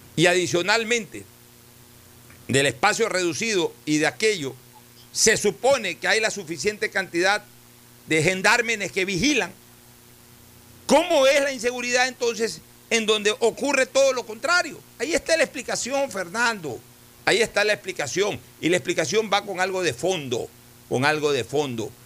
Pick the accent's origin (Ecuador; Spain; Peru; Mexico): Ecuador; como Estado ecuatoriano